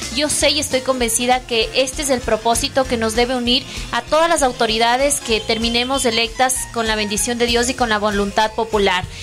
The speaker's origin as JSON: {"language": "Spanish", "country": "Ecuador", "said": "aquí todos somos de Ecuador"}